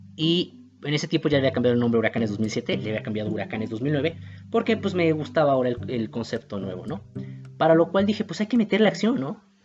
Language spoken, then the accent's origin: Spanish; Mexico City, Mexico; Soy de México, soy de Iztapalapa